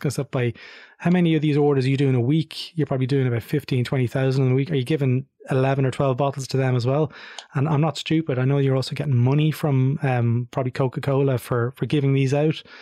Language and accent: English; Ireland; Being Irish, of course, we speak English.